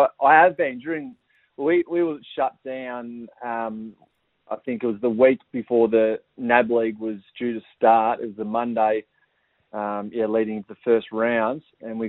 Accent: Yarrawonga, Victoria, Australia; growing up in Yarrawonga. I was one of four kids, the youngest of four kids, with two brothers and a sister.

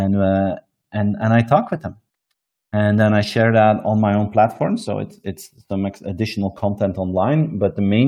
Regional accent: Belgium; I present it from my hometown here in Belgium every single day.

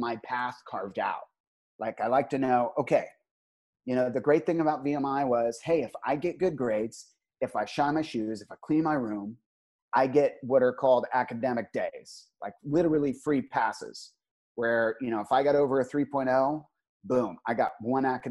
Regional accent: Northern Virginia, United States; when you grow up in Northern Virginia

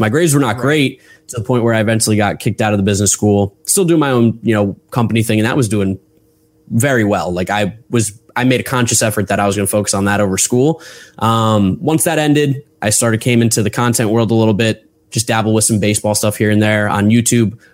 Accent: Westfield, New Jersey, United States; I grew up in Westfield, New Jersey, so about an hour outside of New York

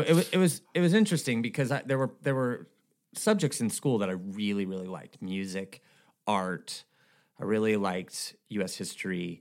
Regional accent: Escondido, California, United States; also born or lived in Minnesota / Bay Area / Huntington Beach; I was born in Minnesota, but grew up in Southern California

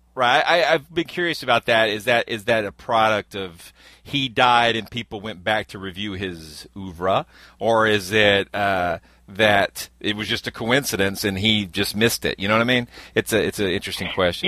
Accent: Georgia, United States; where I grew up in Georgia

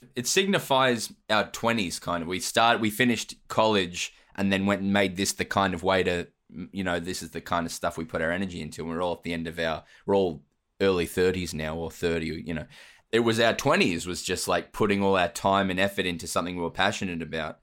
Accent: Australia; my origin story, wink, wink, is that I'm from Australia.

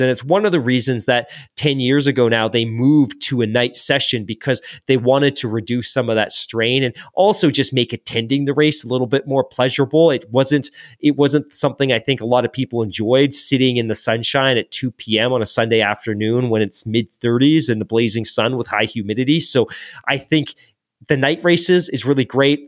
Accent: England, United Kingdom; moved away; when I was growing up in England, I was in what they, eh, basically their, their equivalent of elementary school.

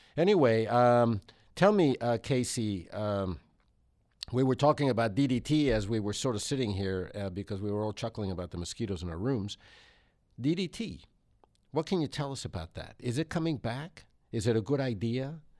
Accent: Mexico City, Mexico; moved away; I was growing up in Mexico City, which is seven thousand feet elevation

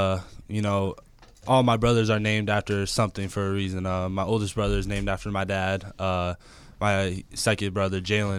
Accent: Milwaukee, Wisconsin, United States; moved away as an adult; now in Los Angeles, United States; Growing up in Milwaukee was awesome.

